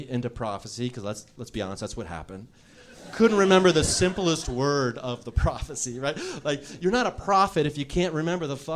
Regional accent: Ohio, United States; now in Los Angeles, United States; When I was younger, I moved to Los Angeles from Ohio back and forth a bunch of times.

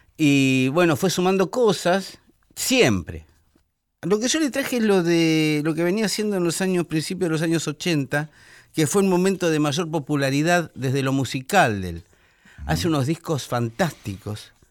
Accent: Buenos Aires, Argentina; Yo soy porteño, medularmente, porque yo nací en el puerto.

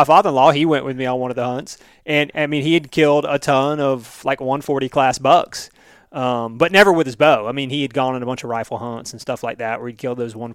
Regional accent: Florida, United States; I'm from Florida

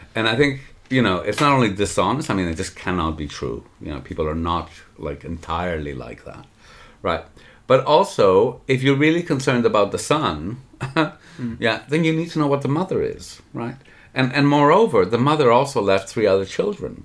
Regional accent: Canada; I'm saying this as a Canadian

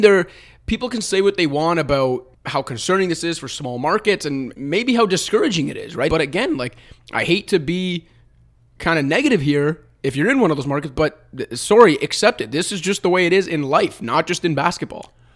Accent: Toronto, Ontario, Canada; I'm from Toronto and have biases here

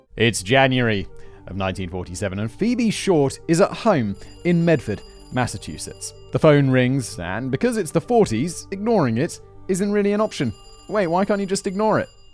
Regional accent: United Kingdom; as a British, as a Brit

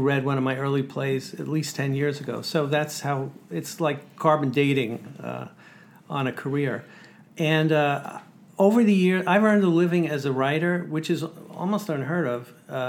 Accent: New York City, New York, United States; Growing up in Sheepshead Bay, where Larry David said most conversations in his family were done in a form of a yelling match, that's where I grew up, in the same neighborhood

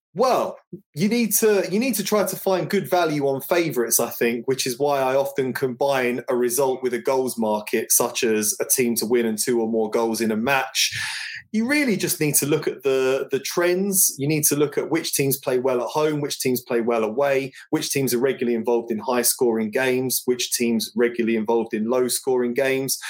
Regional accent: London, United Kingdom; I grew up in North London.

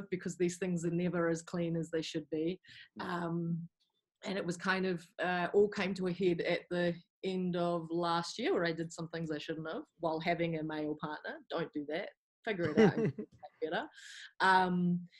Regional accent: Wellington, New Zealand; moved away as an adult; also born or lived in England; I grew up here in Wellington, and I'd lived here my whole life

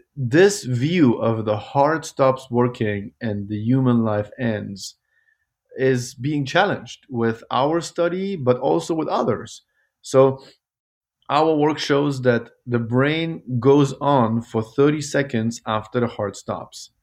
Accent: Germany; moved away as an adult; also born or lived in Kabul, Afghanistan / Zurich, Switzerland / Vancouver, Canada / Toronto, Canada; now in Louisville, United States; I grew up in Germany

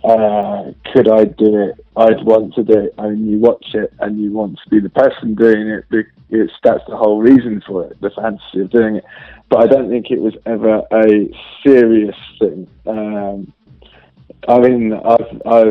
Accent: London, United Kingdom; I'm from the UK, from London.

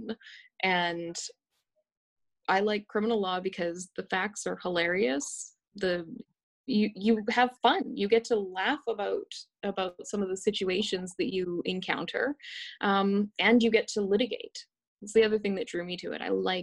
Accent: West Coast, Canada; I grew up on the West Coast

